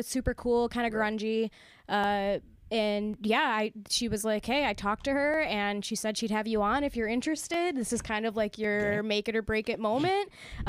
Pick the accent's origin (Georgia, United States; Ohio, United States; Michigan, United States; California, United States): Michigan, United States; Clarkston; now in Ferndale, United States; my good friend Bree, who I grew up with in my hometown of Clarkston